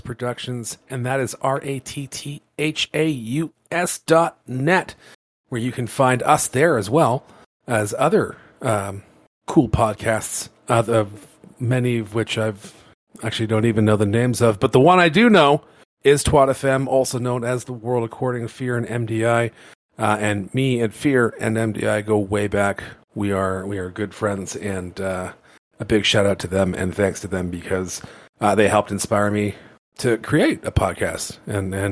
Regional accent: Canada; we're Canadian.

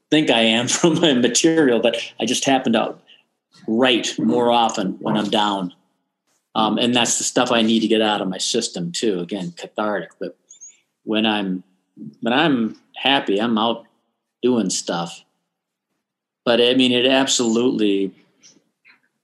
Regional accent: Austin, Minnesota, United States; moved away; also born or lived in Twin Cities, Minnesota; Growing up in Austin has informed everything I've done since

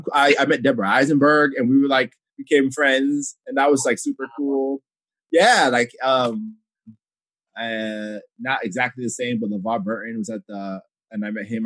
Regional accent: Ghana; especially as a Ghanaian, I was like, I've never felt this side of myself represented in a thing I've read ever

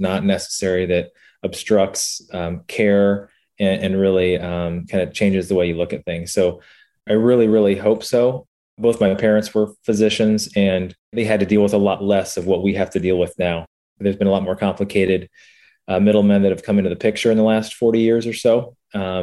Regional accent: Central Indiana, United States; I was born here in Central Indiana and grew up around here

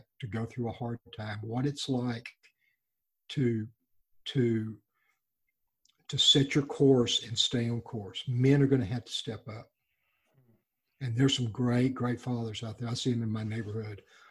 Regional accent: Texas Gulf Coast, United States; When I was a child, we grew up on the Texas Gulf Coast

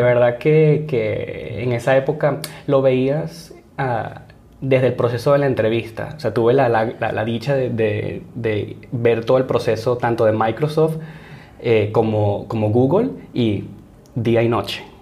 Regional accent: Barquisimeto, Lara, Venezuela; moved away as an adult; now in San Francisco, United States; nací y crecí en Barquisimeto, Venezuela

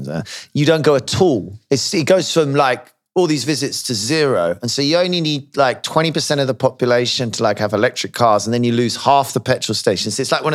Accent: United Kingdom

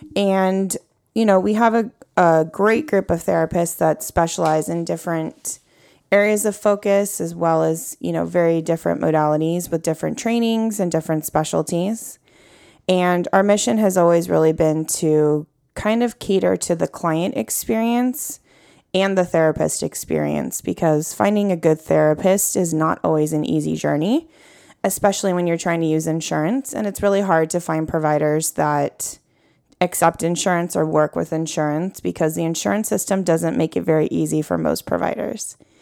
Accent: California, United States; born and raised in California

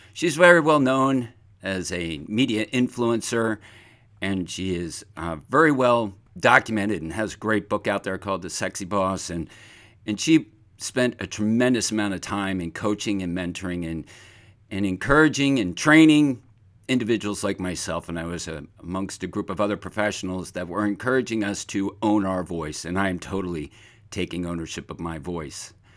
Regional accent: Pine Barrens, New Jersey, United States; as a very young child, I grew up in the Pine Barrens of New Jersey

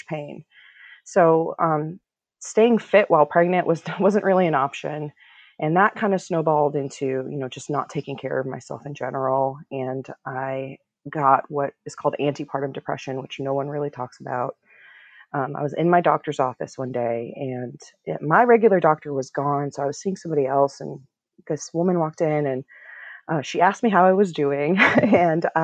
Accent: Minnesota, United States; moved away as an adult; now in Washington, D.C., United States; I was born in DC, actually, but I grew up in Minnesota, and I'm a product of Iranian immigrants

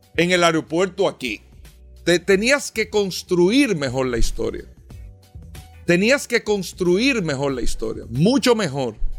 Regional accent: Dominican Republic; nosotros como dominicanos

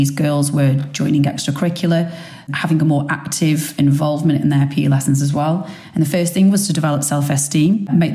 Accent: Stoke-on-Trent, West Midlands, United Kingdom; accent: Potter's accent; moved away as an adult; also born or lived in Australia; now in London, United Kingdom; So I'm from Stoke-on-Trent originally. However, I moved away from Stoke-on-Trent to go to university at 18

